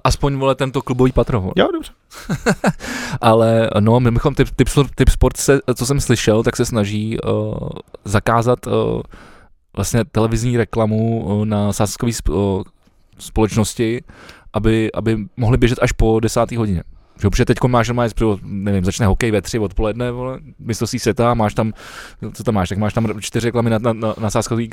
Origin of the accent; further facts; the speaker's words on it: Czechia; jsme my jako Češi